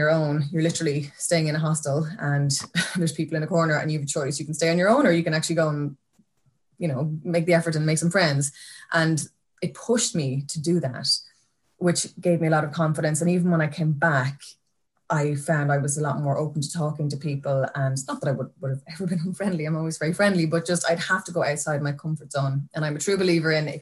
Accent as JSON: {"language": "English", "region": "County Kildare", "country": "Ireland", "moved": "as an adult", "lives_now": "Greystones, Ireland", "said": "I'm from Kildare now originally, living out in Greystones now at the moment"}